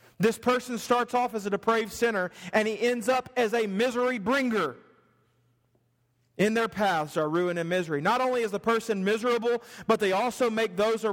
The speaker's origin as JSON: {"language": "English", "region": "the South", "country": "United States", "said": "I'm from the South"}